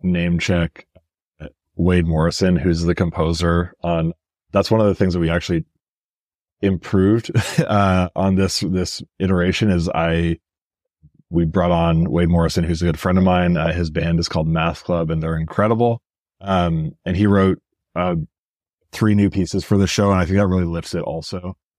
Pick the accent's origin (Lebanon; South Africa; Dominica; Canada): Canada; Edmonton, Alberta; moved away; also born or lived in Greater Toronto Area; I grew up in Edmonton